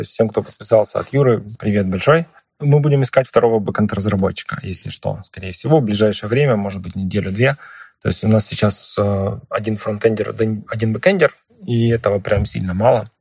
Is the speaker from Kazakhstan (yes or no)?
no; Ukraine; мы из Украины